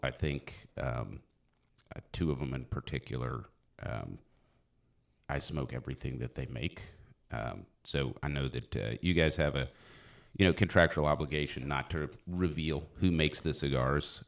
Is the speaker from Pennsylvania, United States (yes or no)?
yes; Philadelphia, Pennsylvania, United States; moved away; also born or lived in South Dallas, Texas; I was born in Philly